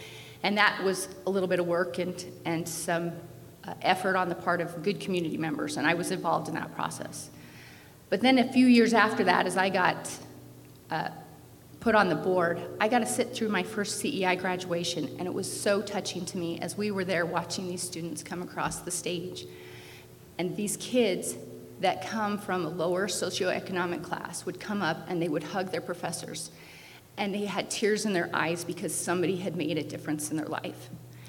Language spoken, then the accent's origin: English; Blackfoot, Idaho, United States; I grew up in Idaho Falls till I was 5, and then after 5, my family moved to Blackfoot. My dad's job had transferred him to Blackfoot, and I graduated from Blackfoot High School.